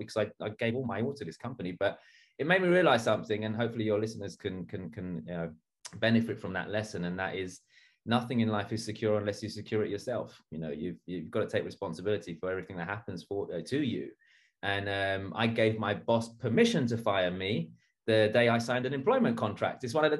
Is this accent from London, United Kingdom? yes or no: yes; London, United Kingdom; I was born and bred in East London. I grew up in a very rough neighborhood